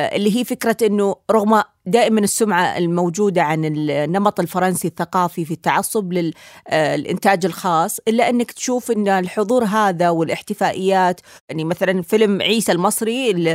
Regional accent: Saudi Arabia; بالنسبه لي انا كسعوديه

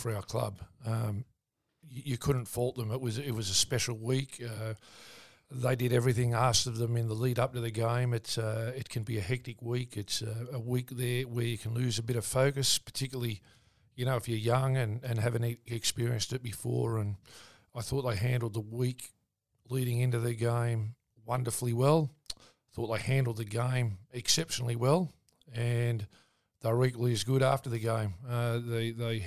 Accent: Newcastle, New South Wales, Australia; also born or lived in North Queensland; I grew up in Stockton, which was a wonderful little community to grow up in.

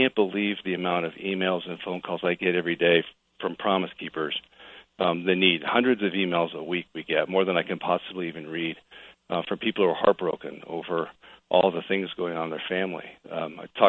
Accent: Portland, Oregon, United States; moved away as an adult; also born or lived in Los Angeles, California; I was actually raised in Portland

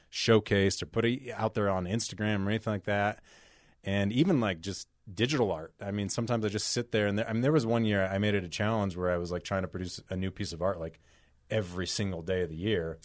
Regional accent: Salt Lake City, Utah, United States; I grew up here in Salt Lake, first generation

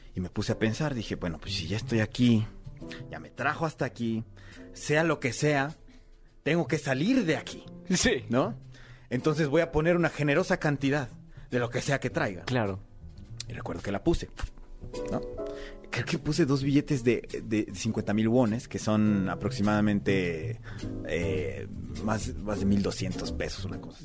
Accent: Mexico; moved away as an adult; also born or lived in South Korea; aquí en México, en mi propio país.

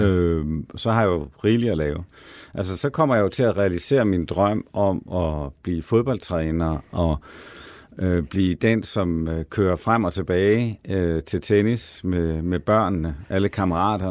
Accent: Denmark; now in Copenhagen, Denmark; jeg er altså fra det mørke Jylland

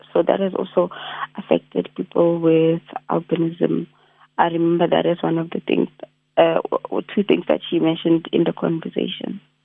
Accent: South Africa; I'm a South African youth

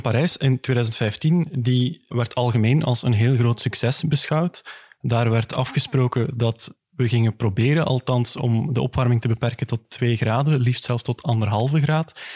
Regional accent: Flanders, Belgium; als Vlaming

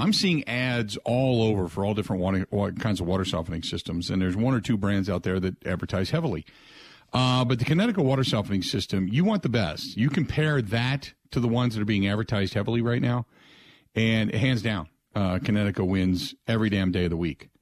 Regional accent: Cincinnati, Ohio, United States; growing up in the Cincinnati area

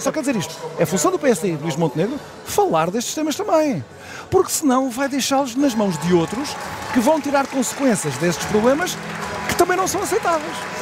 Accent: Setúbal, Portugal; de onde eu sou originário, nascido e criado em Setúbal, na cidade de Setúbal

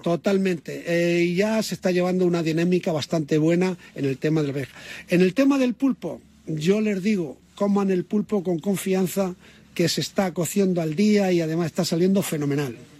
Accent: Toledo, Castilla-La Mancha, Spain; yo soy de toledano

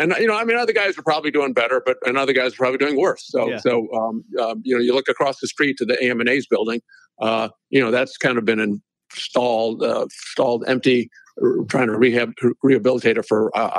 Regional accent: Hong Kong; also born or lived in United States; now in Buffalo, United States; originally, I'm from Hong Kong, Chinese business family, a real estate family. It's a kind of a long story, but I came, was born in the United States, grew up in Hong Kong, educated in the U.S., went to law school, Georgetown

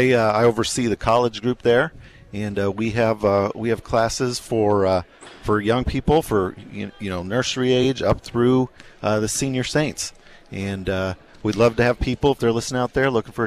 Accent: Denver, Colorado, United States; moved away as an adult; also born or lived in Watertown, Wisconsin; now in Wisconsin, United States; I moved back to Denver. I'm from Denver after college, played in Watertown, and I went to school in Watertown up here in Wisconsin, but moved back to Denver, and the Lord has led us back here.

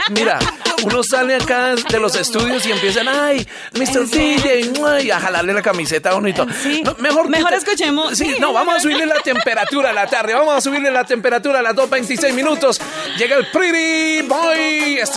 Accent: Venezuela; now in Bogotá, Colombia; Soy venezolana y tengo

